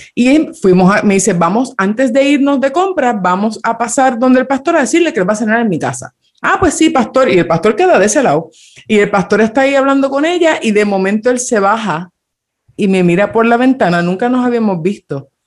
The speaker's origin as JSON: {"language": "Spanish", "country": "Dominican Republic", "tie": "born or raised there", "said": "yo me crié en República Dominicana"}